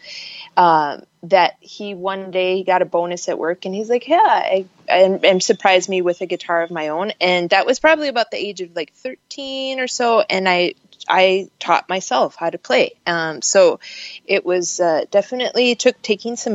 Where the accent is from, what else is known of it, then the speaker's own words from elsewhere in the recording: Minneapolis, Minnesota, United States; moved away; I am from Camden neighborhood, which is on the north side of the city, like 42nd and Lindale, across from Weber Parkway